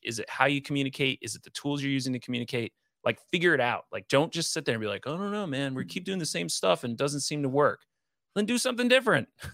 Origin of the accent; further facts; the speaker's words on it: Northeast, United States; growing up in the Northeast